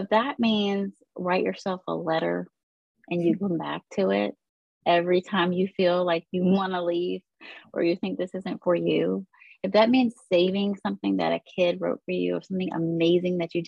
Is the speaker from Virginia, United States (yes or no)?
yes; Woodbridge, Virginia, United States; I grew up in Northern Virginia, Woodbridge, Virginia